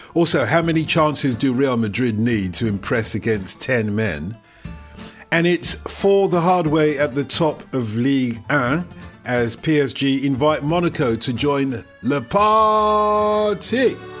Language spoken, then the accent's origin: English; Nigeria; I was born in Nigeria of Nigerian parents.